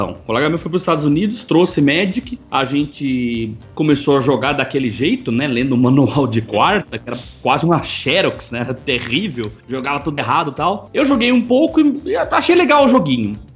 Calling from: Itapeva, São Paulo, Brazil; Eu sou empresário, eu estou falando de Itapeva, São Paulo.

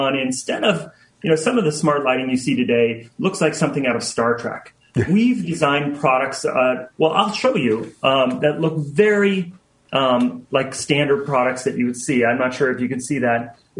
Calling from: Seattle, Washington, United States; The beautiful Seattle, Washington.

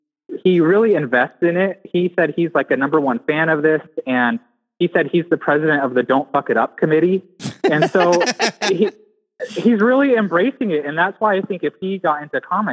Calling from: San Diego, California, United States; Hey, Joe and Matt. … calling from San Diego.

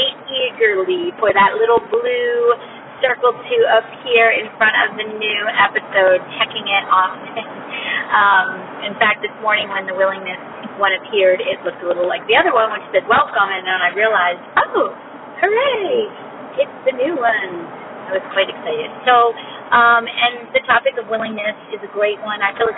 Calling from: Maryland, United States; calling from Maryland.

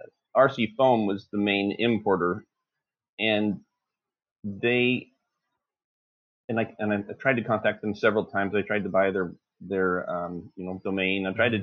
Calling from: Lorena, Texas, United States; Lorena, Texas.

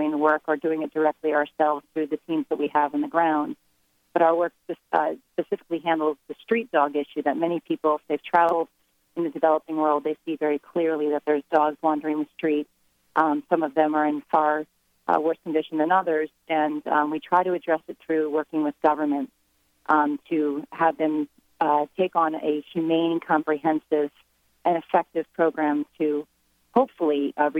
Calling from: Washington, District of Columbia, United States; I'm in Washington, D.C.

